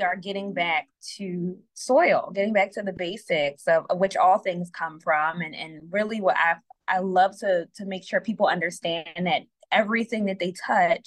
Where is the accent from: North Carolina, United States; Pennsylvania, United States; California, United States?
Pennsylvania, United States; Philadelphia; I am a Philadelphian and my work is focusing on Philadelphia people